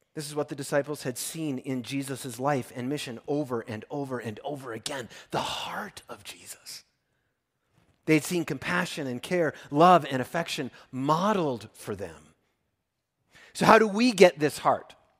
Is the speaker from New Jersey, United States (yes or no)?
no; Minnesota, United States; I come from Minnesota where there's timber wolves.